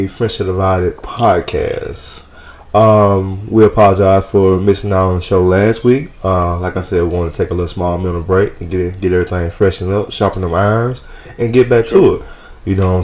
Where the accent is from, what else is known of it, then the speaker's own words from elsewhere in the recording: Atlanta, Georgia, United States; I am from Atlanta, Georgia